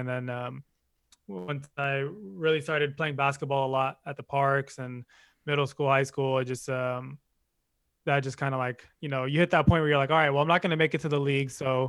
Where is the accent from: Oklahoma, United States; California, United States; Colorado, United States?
California, United States; Bay Area; how are you from the Bay and you're a Laker fan?